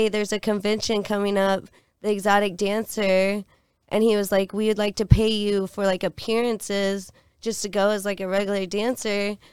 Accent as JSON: {"language": "English", "town": "Dallas", "region": "Texas", "country": "United States", "moved": "yes", "said": "I'm from the bigger D."}